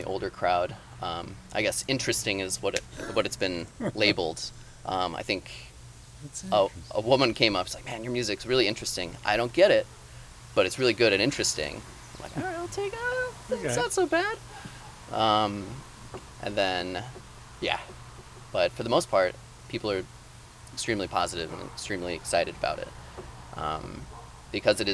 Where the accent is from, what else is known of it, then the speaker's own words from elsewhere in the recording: Boulder, Colorado, United States; moved away as an adult; also born or lived in Golden, Colorado / Chile / Munich, Germany; now in Maine, United States; lived in Boulder for most of my time.